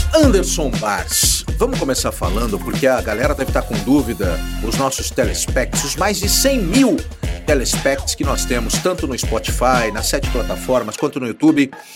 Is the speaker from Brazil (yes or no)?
yes; Brazil; nós que somos brasileiros